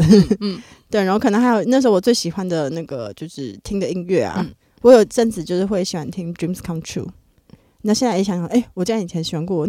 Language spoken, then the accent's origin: Chinese; Hualien County, Taiwan; moved away; 现在回花莲对我来说是回家的感觉吗？